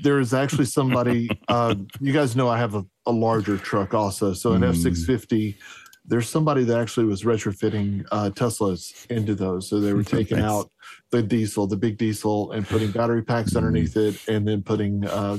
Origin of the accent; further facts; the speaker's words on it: Texas, United States; Being a Texan and in Southeast Texas, where oil is king